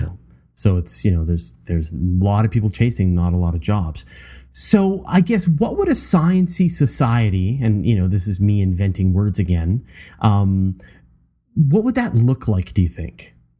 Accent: Canada; as a Canadian

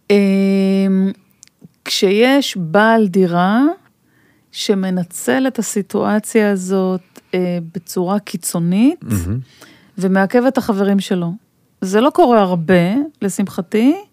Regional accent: Israel; now in Tel Aviv, Israel; אני היום גר בתל אביב, אבל גדלתי רוב השנים באזורים יותר כפריים.

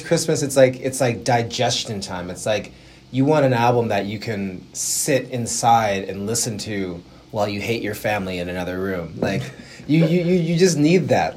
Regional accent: Buffalo, New York, United States; I'm from Buffalo, New York

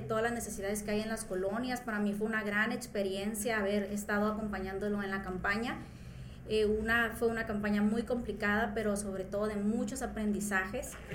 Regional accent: Culiacán, Sinaloa, Mexico; soy de aquí de Culiacán, vengo de la colonia 21 de marzo

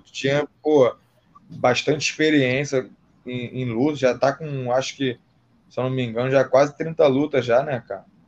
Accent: Rio de Janeiro, Brazil; eu sou do Rio

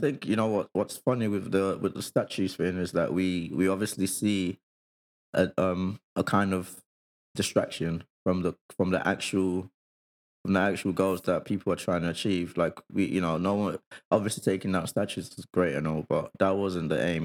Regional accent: Nigeria; moved away; when I was growing up in Nigeria

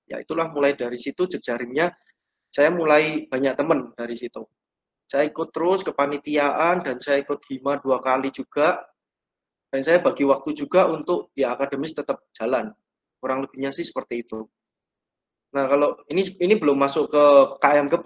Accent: Solo, Central Java, Indonesia; now in Surabaya, Indonesia; Jadi sebelum saya merantau di Surabaya, saya ini asli Solo.

